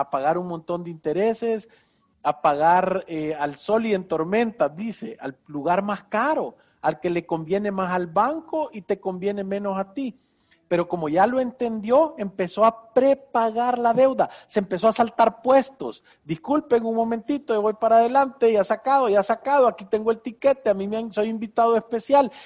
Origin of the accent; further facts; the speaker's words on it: San Salvador, El Salvador; vivo en San Salvador, El Salvador, aquí he vivido mis 52 años